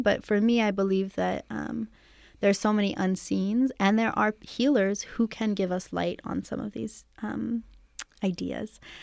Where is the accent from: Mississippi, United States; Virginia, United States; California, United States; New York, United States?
California, United States; Santa Cruz Mountains; I actually was raised here in California in the Santa Cruz Mountains.